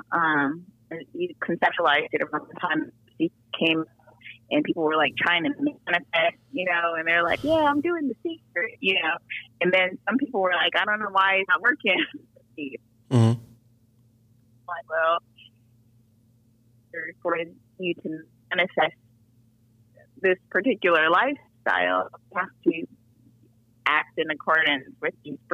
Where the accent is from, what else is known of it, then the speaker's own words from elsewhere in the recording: Diamond Bar, California, United States; now in Atlanta, United States; I'm from San Gabriel Valley. So I grew up in Diamond Bar, California, which is in LA County